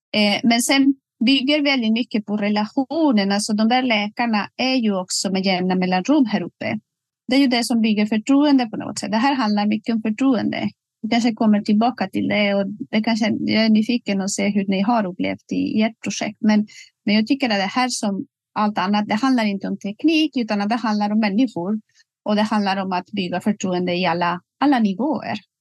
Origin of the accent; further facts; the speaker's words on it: Spain; Swedish is a second language; moved away as an adult; also born or lived in Västerbotten, Sweden; now in Sweden; jag kommer ursprungligen från Spanien och blev ju rekryterad och flyttade till Sverige för mer än 20 år sedan